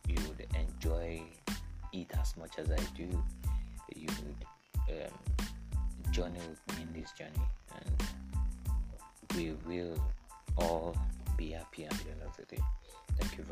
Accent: Ondo, Nigeria; I'm a Nigerian. I'm from Ondo State

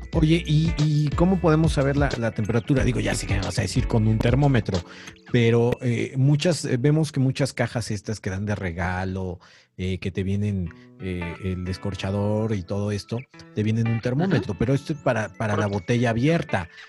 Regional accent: Mexico; vamos a preparar en nuestras casas como mexicanos

